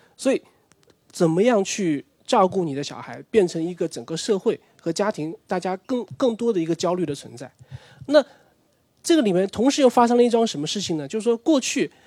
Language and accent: Chinese; Nanjing, Jiangsu, China; 我的成长时间就九零年代，那个时候其实因为我是南京人